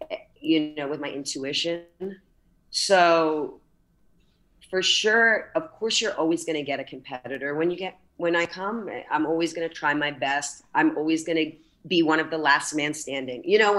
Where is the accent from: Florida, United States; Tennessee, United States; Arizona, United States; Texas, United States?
Florida, United States; Miami; And I'm from Miami and, you know, not born, but raised here.